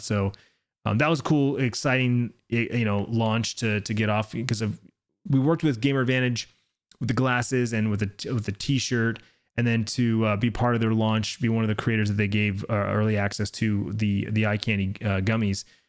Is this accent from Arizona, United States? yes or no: yes; Arizona, United States; here in my home state